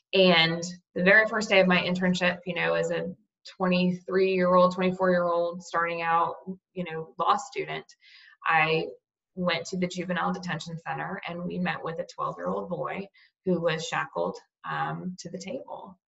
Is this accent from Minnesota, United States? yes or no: no; Cape Coral, Florida, United States; now in Tallahassee, United States; In Cape Coral, Florida. It's down near um, on the Gulf Coast near Fort Myers.